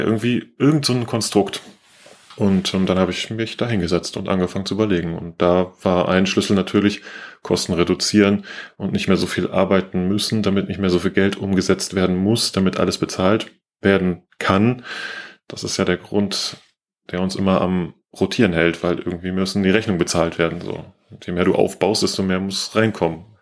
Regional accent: Aachen, North Rhine-Westphalia, Germany; zurückgefahren zu meinem alten Heimatort in Aachen habe ich gewohnt

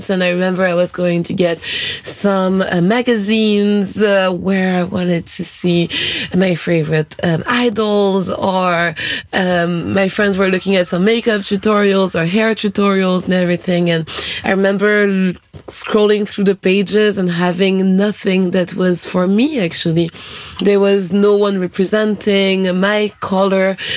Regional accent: Latvia; now in Germany; Ich bin 2003 aus Lettland nach Deutschland gekommen und bin mit zwei Kulturen in einem Herzen aufgewachsen.

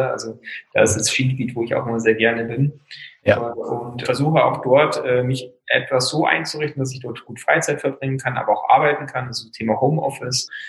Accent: Wörthsee, Bavaria, Germany; Ich bin am Wörthsee aufgewachsen.

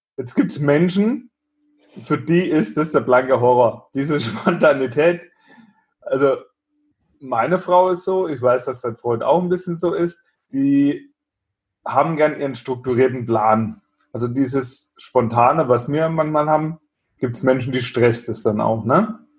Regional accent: Germany; bei uns in Deutschland

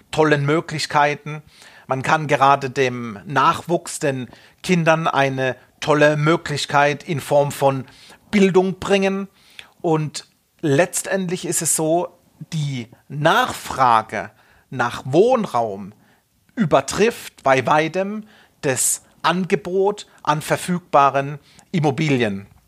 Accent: Munich, Bavaria, Germany; Und bleiben wir wieder in meiner Heimatstadt in München, es wird schwierig.

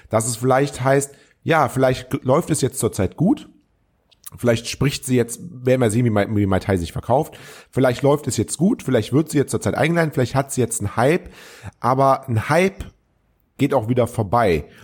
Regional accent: Troisdorf, North Rhine-Westphalia, Germany; also born or lived in Cologne; ich bin ja Kölner, aber ich bin damals ähm, aufgewachsen in Troisdorf. Die hier aus der Gegend kommen, die werden das wissen.

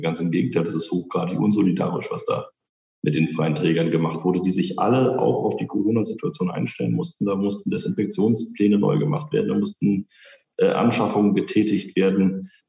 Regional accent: Spandau, Berlin, Germany; Na, Spandau äh, ist meine Heimat. Ähm, das ist das, wo ich herkomme, wo ich lebe, wo ich gerne lebe.

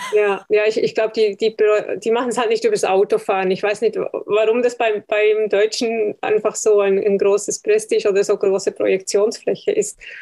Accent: Switzerland; ich bin Schweizer

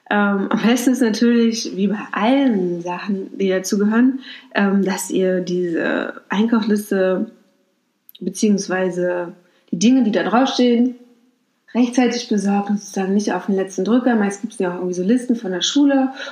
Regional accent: Mecklenburg-Vorpommern, Germany; Ich komme aus Mecklenburg-Vorpommern, da war das ganz normal, dass man so ganz viele Familienmitglieder eingeladen hat

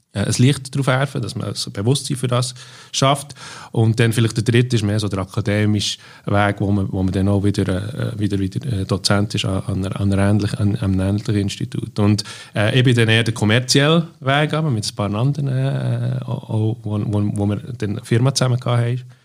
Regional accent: Bern, Switzerland; moved away as an adult; also born or lived in near Langnau im Emmental, Switzerland / London, United Kingdom; die ersten zehn Jahre bin ich in Barrow, also in der Nähe von Langnau im Emmental, äh, aufgewachsen

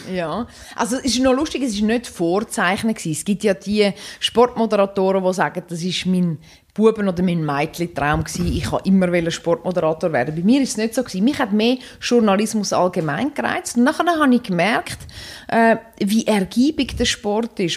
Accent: Dübendorf, Zurich, Switzerland; Ich bin in Dübendorf aufgewachsen, wo es eine Eisbahn hat

